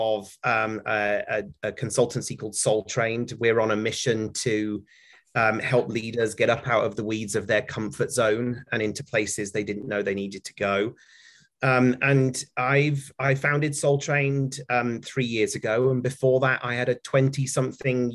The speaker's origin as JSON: {"language": "English", "country": "United Kingdom", "also_born_or_lived": "San Francisco Bay Area, United States", "moved": "as an adult", "lives_now": "Connecticut, United States", "said": "you can probably hear from my accent that I'm a Brit, but I live in America, have lived here for 10 years"}